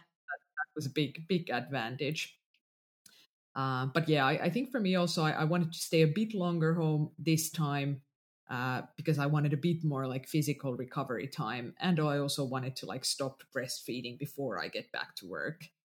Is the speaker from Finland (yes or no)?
yes; Finland; first language Finnish; English is a second language; finnish is my mother tongue